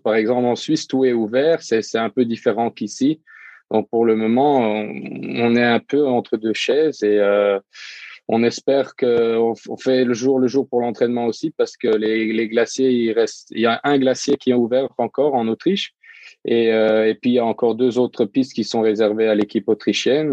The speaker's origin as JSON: {"language": "French", "country": "Luxembourg", "said": "je viens du Luxembourg"}